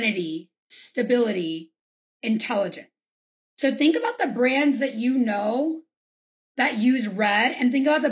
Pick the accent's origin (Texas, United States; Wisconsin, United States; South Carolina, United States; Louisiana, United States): Louisiana, United States; I'm from Louisiana